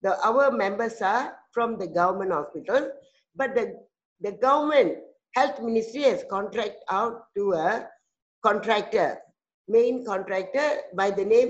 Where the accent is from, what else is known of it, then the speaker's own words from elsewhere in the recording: Malaysia; from Malaysia